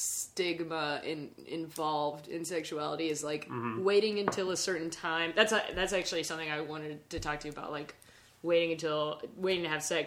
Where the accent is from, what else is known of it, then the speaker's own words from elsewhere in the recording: Lancaster, South Carolina, United States; Lancaster, South Carolina.